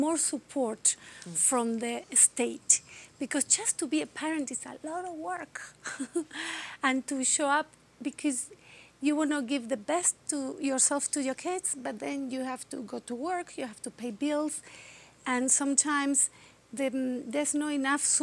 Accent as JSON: {"language": "English", "country": "Argentina", "tie": "born or raised there", "second_language": "English", "moved": "as an adult", "said": "I'm from Argentina. And my country was going through a dictatorship from 1978 to 1985. So it was middle and high school for me."}